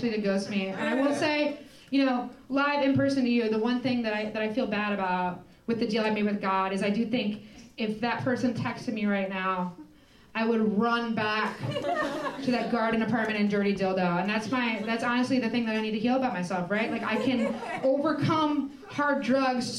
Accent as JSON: {"language": "English", "region": "Indiana", "country": "United States", "tie": "born or raised there", "said": "I grew up in Indiana"}